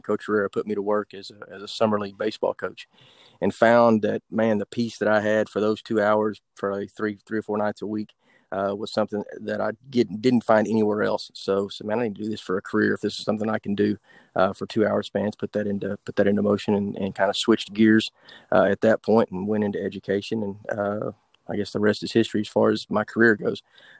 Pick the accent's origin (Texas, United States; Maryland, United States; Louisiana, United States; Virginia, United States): Texas, United States; Sherman; I'm originally from Sherman, Texas, born and raised there.